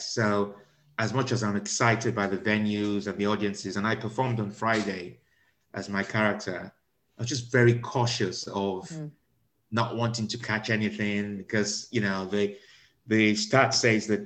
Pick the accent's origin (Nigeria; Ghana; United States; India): Nigeria; moved away; I was raised in Nigeria